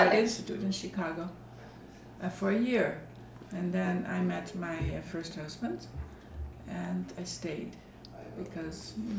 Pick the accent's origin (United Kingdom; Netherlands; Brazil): Netherlands; southern Netherlands; moved away; also born or lived in Amsterdam; I grew up in the south of Holland.